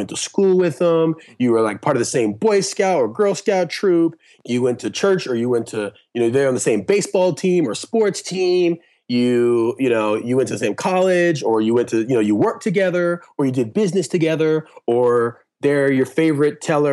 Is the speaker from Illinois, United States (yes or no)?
no; Orange County, California, United States; also born or lived in Compton, California; I was born in Compton. My dad moved us out early. I grew up in Orange County, very nice, affluent, predominantly white neighborhood